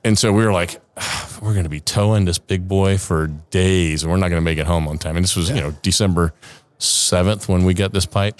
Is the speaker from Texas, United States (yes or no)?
no; Savannah, Georgia, United States; moved away as an adult; also born or lived in Kodiak / New Orleans; now in San Diego, United States; I'm from, born and raised in Savannah.